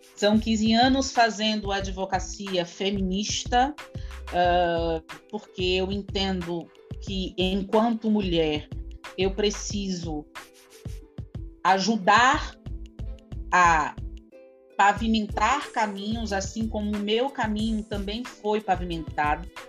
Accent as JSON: {"language": "Portuguese", "town": "Salvador", "region": "Bahia", "country": "Brazil", "tie": "born or raised there", "said": "eu nasci num bairro que é um dos bairros onde tem o maior contingente de pessoas negras dentro de Salvador, né, aqui na capital"}